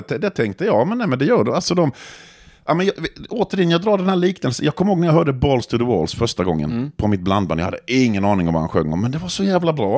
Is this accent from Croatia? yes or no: yes; Croatia; Swedish is a second language; now in Växjö, Sweden; jag kommer från Kroatien i grund och botten.